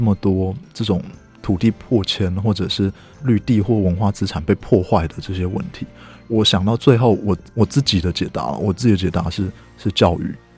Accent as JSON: {"language": "Chinese", "town": "Hsinchu", "country": "Taiwan", "also_born_or_lived": "Tianmu, Taipei", "moved": "as an adult", "said": "我是新竹人"}